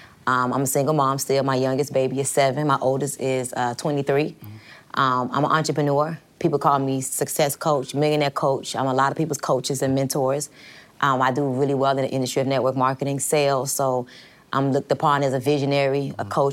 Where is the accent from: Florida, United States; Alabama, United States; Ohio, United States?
Florida, United States; Miami; born or raised there; moved away as an adult; also born or lived in New York / New Orleans; now in Atlanta, United States